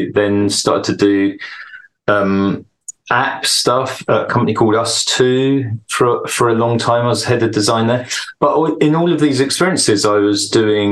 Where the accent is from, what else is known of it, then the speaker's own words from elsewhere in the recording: United Kingdom; now in Stockholm, Sweden; I live in Stockholm in Sweden. I'm British